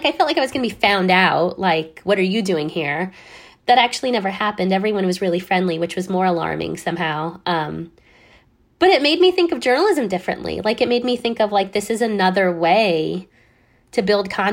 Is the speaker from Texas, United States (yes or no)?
no; Downey, California, United States; my community in particular, where I grew up in Downey, California